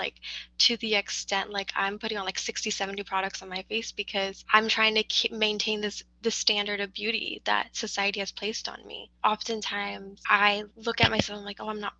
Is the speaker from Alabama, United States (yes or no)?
no; California, United States; We were born and raised in Cali